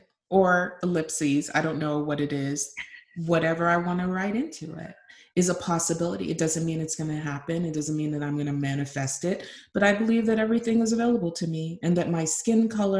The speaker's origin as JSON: {"language": "English", "country": "Nigeria", "said": "I'm Nigerian"}